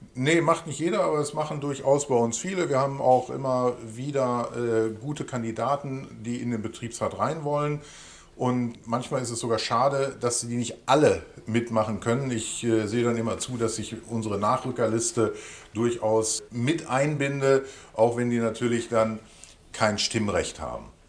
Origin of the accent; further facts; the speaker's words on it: Hövelhof, North Rhine-Westphalia, Germany; Der ländliche Raum, also sprich in diesem Falle dann Hövenhof oder der Kreis Paderborn, wird absolut meine Heimat bleiben